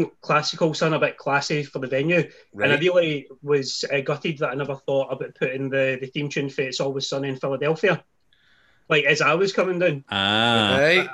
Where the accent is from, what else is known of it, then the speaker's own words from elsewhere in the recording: Lanark, Scotland, United Kingdom; moved away as an adult; now in Larne, United Kingdom; I'm from Lanark originally, and then I moved over to Northern Ireland with my wife back in 2014, 6 years ago